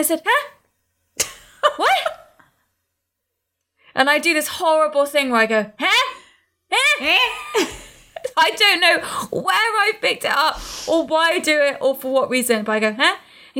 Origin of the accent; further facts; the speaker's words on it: England, United Kingdom; moved away; also born or lived in United States; I'm English, and we've both spent a lot of time in both places.